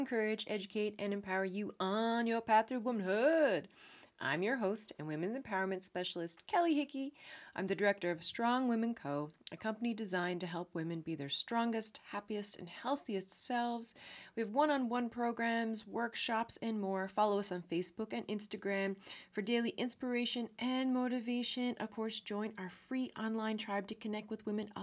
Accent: Newfoundland and Labrador, Canada; now in Netherlands; I'm a Newfoundlander, Canadian

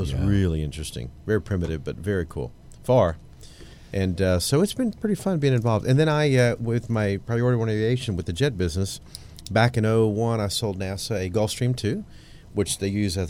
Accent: South Houston, Texas, United States; also born or lived in Clear Lake, Texas; I grew up in South Houston off of Edgebrook.

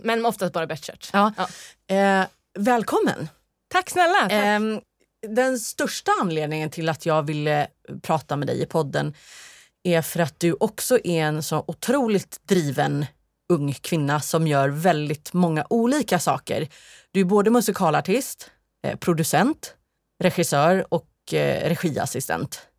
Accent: Sweden; moved away; hemma i Sverige

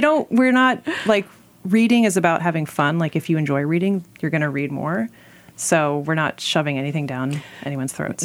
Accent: Alexandria, Virginia, United States; I grew up in Alexandria, Virginia

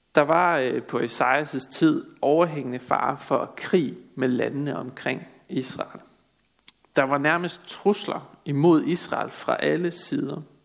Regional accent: Denmark; vi som danskere er et folk, der vandrer i mørket

